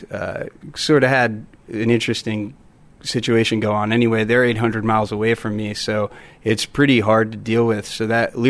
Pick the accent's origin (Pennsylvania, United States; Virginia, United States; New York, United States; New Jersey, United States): New Jersey, United States; moved away; I grew up actually in New Jersey, and I was up there most of my life.